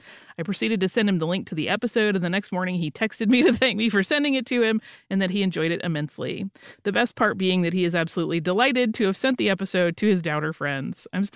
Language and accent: English; Los Angeles, California, United States; moved away as an adult; now in Ireland; I'm from Los Angeles, and about 3.5 years ago, I moved to Ireland on my own.